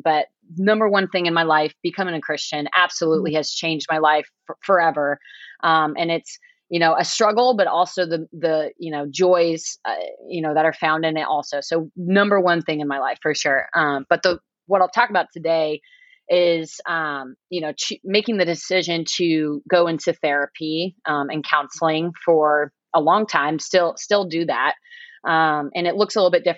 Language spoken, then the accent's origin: English; Nebraska, United States; I'm from Nebraska. We work in the cornfields very early on